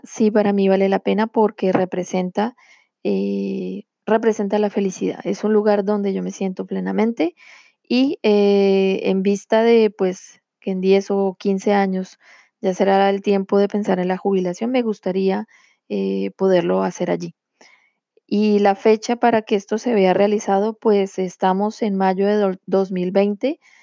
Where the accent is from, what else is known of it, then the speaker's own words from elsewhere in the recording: Colombia; now in France; poder ir cada año a Colombia, de donde yo soy originaria y en donde vive mi familia, Em, como yo vivo eh, aquí en Francia